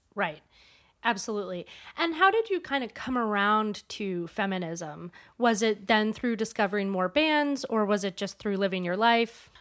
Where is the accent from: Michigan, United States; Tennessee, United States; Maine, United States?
Maine, United States; when I was growing up in Maine